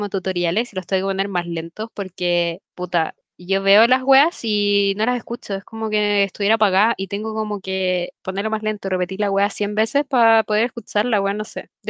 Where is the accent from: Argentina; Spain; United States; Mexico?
Mexico; porque soy mexicana